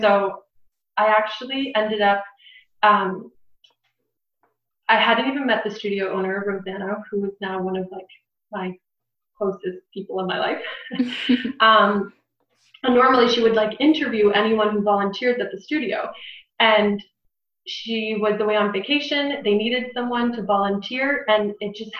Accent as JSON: {"language": "English", "town": "Barrie", "region": "Ontario", "country": "Canada", "tie": "born or raised there", "said": "I was born and raised in Barrie"}